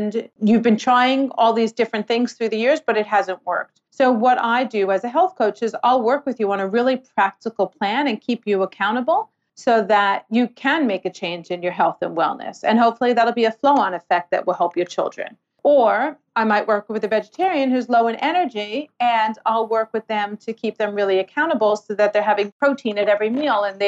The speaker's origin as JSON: {"language": "English", "town": "New York City", "region": "New York", "country": "United States", "moved": "yes", "lives_now": "Australia", "said": "I'm from New York City."}